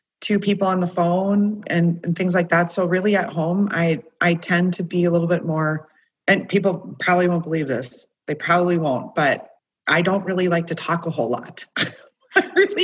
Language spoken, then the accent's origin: English; Minot, North Dakota, United States; I'm from Minot